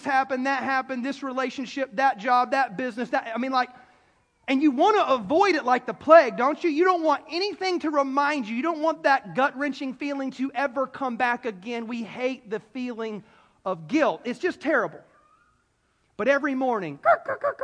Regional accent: South Carolina, United States; I'm a city kid. I'm from South Carolina. I'm a city kid. I was born and raised in the city

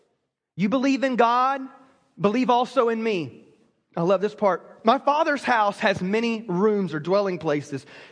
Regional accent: South Carolina, United States; moved away; I grew up in South Carolina

